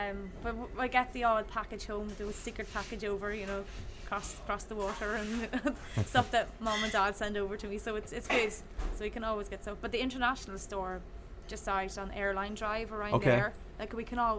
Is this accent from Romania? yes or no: no; County Donegal, Ireland; moved away as an adult; now in New Orleans, United States; apart from my hometown in Donegal in Ireland